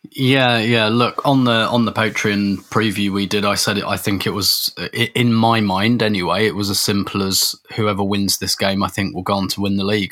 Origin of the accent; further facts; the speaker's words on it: England, United Kingdom; as a, as, as an Englishman